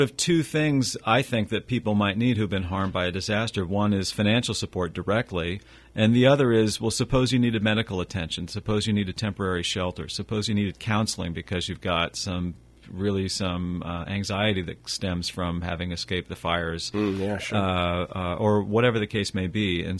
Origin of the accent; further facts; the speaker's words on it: Roseville, California, United States; I'm a third generation Rosevillian. So I grew up in Roseville, California.